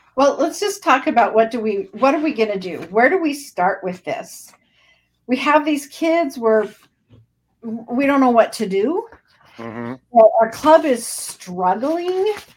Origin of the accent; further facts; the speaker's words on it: Idaho, United States; also born or lived in Washington / southern Minnesota; now in Minnesota, United States; I am in southern Minnesota, um, but I was born and raised in Idaho. Um, lived in Washington for a little while, for about six years, but then my mom moved us back.